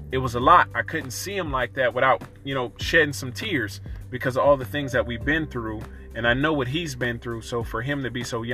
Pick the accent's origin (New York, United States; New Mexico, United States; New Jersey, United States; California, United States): California, United States; East Oakland, Sacramento; the first part of my years, I grew up in Oakland as well, East Oakland. And then our family moved to other part of our family, we all moved to Sacramento